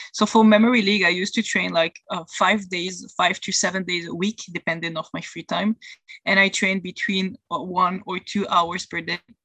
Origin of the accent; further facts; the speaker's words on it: Belgium; I'm from Belgium and I live there in Europe